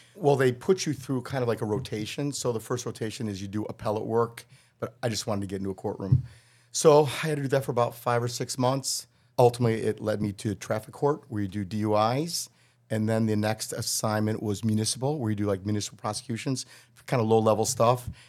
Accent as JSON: {"language": "English", "town": "Wilmette", "region": "Illinois", "country": "United States", "tie": "born or raised there", "also_born_or_lived": "Kansas", "moved": "as an adult", "lives_now": "Chicago, United States", "said": "I grew up in Wilmette"}